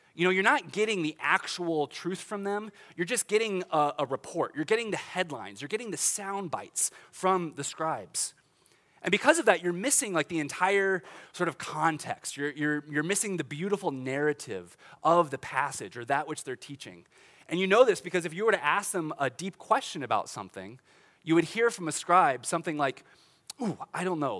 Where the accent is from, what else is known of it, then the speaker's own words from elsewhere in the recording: Olathe, Kansas, United States; I grew up in Olathe, Kansas